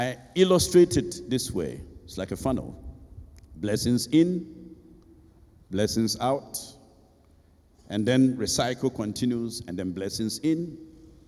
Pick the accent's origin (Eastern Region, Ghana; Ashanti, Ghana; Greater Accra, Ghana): Ashanti, Ghana; moved away as an adult; also born or lived in Abidjan; I grew up in Ebuyakwa, you know, so I chose a school that was not too far